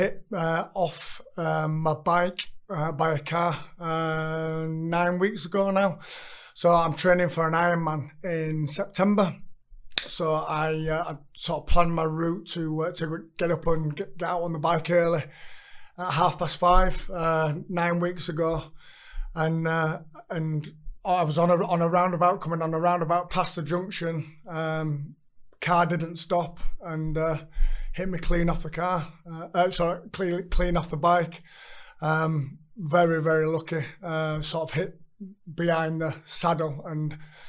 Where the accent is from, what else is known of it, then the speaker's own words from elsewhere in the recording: Leeds, Yorkshire and the Humber, United Kingdom; growing up in East End Park